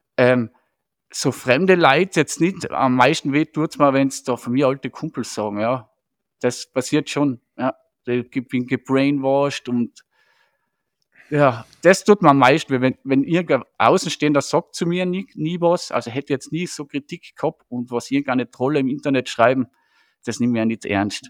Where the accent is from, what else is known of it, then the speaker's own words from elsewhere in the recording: Striebach, Tyrol, Austria; ich bin ja in Striebach aufgewachsen